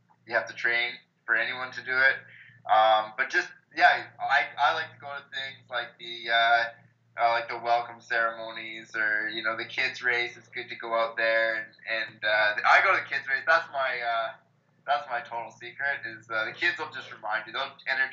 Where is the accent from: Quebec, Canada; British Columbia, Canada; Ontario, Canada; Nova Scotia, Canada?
British Columbia, Canada; Penticton; I've been, you know, the most fortunate growing up in the Ironman town